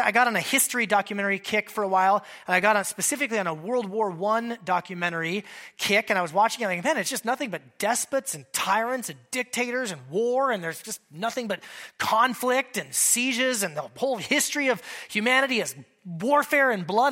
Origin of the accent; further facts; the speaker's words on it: Alaska, United States; a kid growing up in Alaska, I spent a decent amount of time in, in that size of a fishing boat